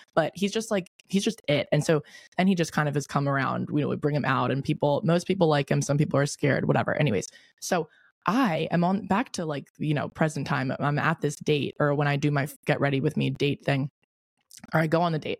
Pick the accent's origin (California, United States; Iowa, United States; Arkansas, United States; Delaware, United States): Delaware, United States; moved away as an adult; now in Charleston, United States; I moved home to Delaware, I'm from Delaware